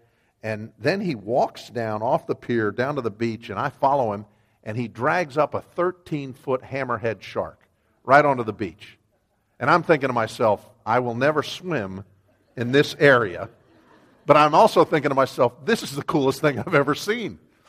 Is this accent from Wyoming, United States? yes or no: yes; Cheyenne, Wyoming, United States; born there; I was born in Wyoming. If you don't know U.S. geography, it's kind of western and northern. It's a square state, and it's a big, big place.